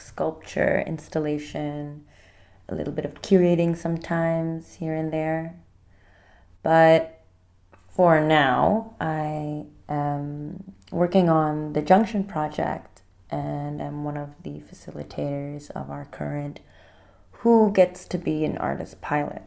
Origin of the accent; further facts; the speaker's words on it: Indonesia; moved away as an adult; now in Rotterdam, Netherlands; I'm from Indonesia and I studied in Rotterdam for four years